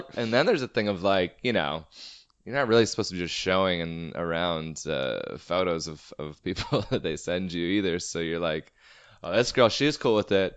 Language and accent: English; Everett, Washington, United States; Everett, my hometown